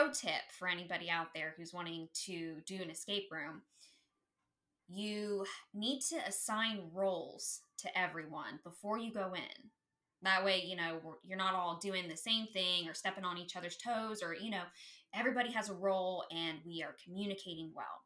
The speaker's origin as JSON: {"language": "English", "town": "Akron", "region": "Ohio", "country": "United States", "tie": "born or raised there", "said": "I am from Northern Ohio. I know you had mentioned that you were from Cleveland. So I grew up more uh, closer to the Akron area."}